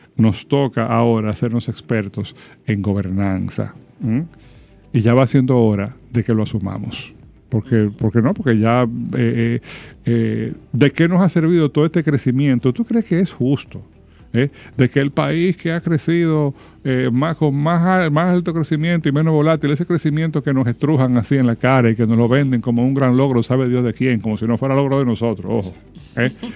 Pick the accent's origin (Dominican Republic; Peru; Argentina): Dominican Republic; como sociedad dominicana